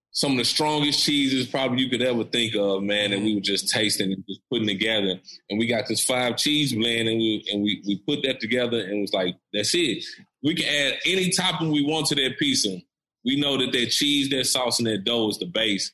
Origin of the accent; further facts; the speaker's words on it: Nashville, Tennessee, United States; I'm from East Nashville uh, EJ, me and EJ, we're from East Nashville